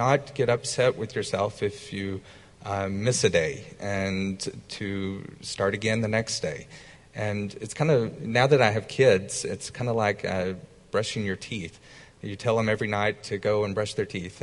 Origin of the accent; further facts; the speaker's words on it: the South, United States; growing up in the South